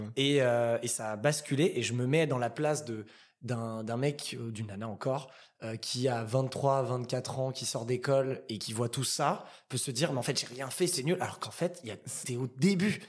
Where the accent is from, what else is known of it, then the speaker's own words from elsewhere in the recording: Saint-Cloud, Île-de-France, France; also born or lived in Paris; je suis originaire euh, de la banlieue parisienne dans le 92, donc j'ai grandi à Saint-Cloud et après j'ai vécu très rapidement dans Paris.